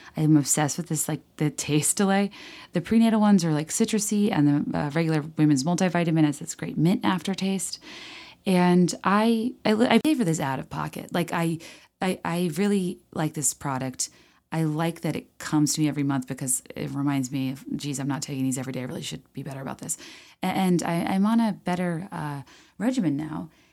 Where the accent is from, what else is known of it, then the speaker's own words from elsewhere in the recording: Virginia, United States; I grew up in Virginia